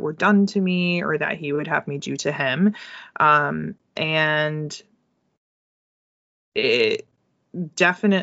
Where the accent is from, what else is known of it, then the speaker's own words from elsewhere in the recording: United States; our history as women growing up in the United States